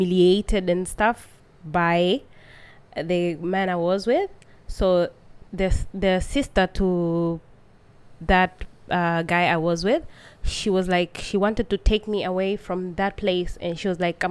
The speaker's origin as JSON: {"language": "English", "region": "Dodoma", "country": "Tanzania", "tie": "born or raised there", "said": "I was born in Dodoma."}